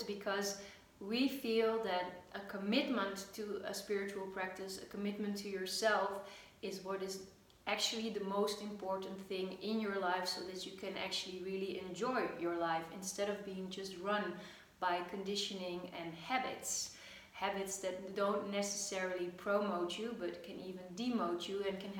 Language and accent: English; Netherlands; I am from the Netherlands